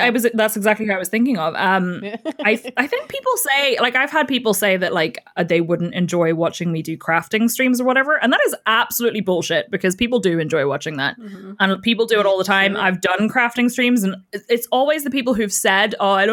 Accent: Northern Ireland, United Kingdom; And I'm from Northern Ireland and I have 3 cats

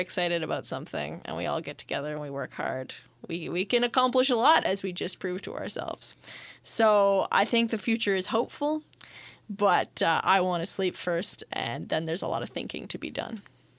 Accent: Canada; I'm very Canadian, too, with the French.

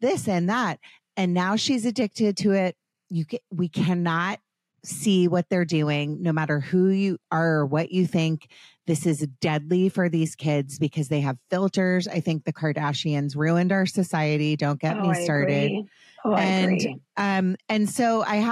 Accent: Potomac, Maryland, United States; I grew up in Potomac, Maryland

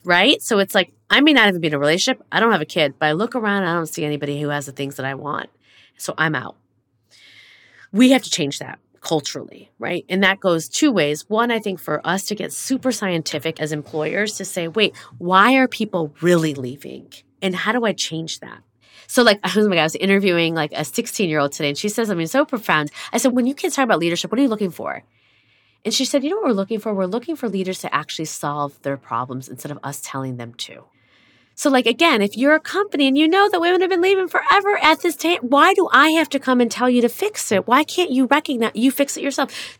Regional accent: United States

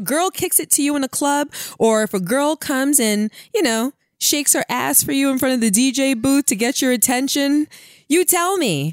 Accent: New York City, New York, United States; I'm from Brooklyn

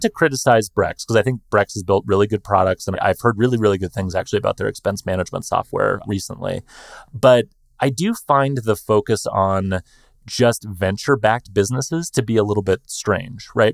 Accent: United States; I'm just an American guy with a less cool accent

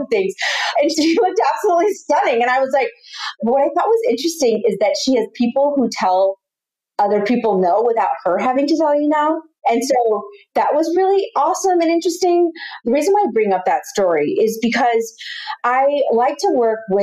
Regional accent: Austin, Texas, United States; now in Los Angeles, United States; I'm from Austin, Texas

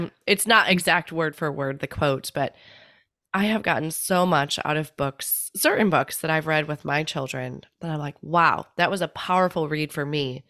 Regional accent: Midwest, United States; now in San Diego, United States; I grew up in the Midwest

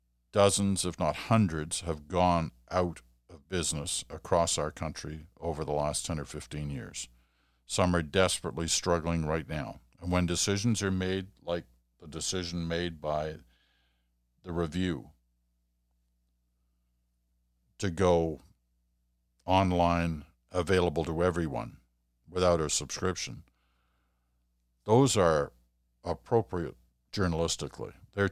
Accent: Deep River, Ontario, Canada; moved away; I was raised in Deep River and can't think of a better town to grow up in. I've been gone from Deep River for over 30 years now

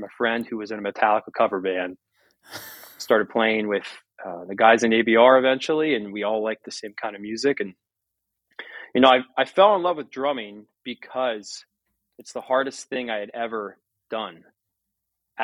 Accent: United States; my farm that I was born and raised on and now own half of with my brothers and my dad is surrounded by Amish farms

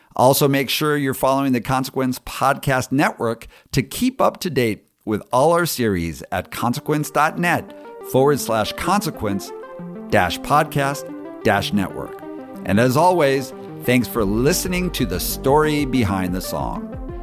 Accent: San Diego, California, United States; my hometown of San Diego

